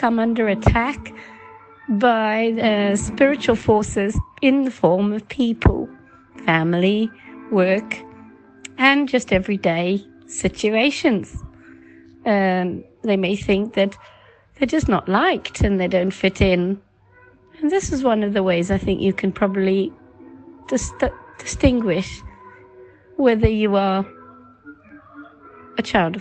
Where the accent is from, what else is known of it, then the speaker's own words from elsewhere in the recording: South Africa; now in England; I'm originally from South Africa